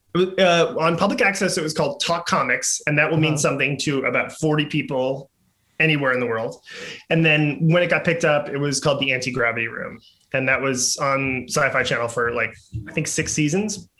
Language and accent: English; New York City, New York, United States; I grew up in uh, like just 1980s New York City, Manhattan